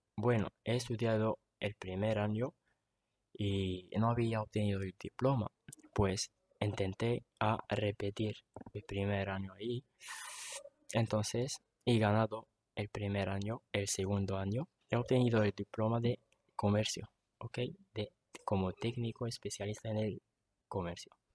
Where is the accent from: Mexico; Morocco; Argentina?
Morocco; Tetouan, Tanger-Tetouan-Al Hoceima; Yo soy de Tetuán, tengo 27 años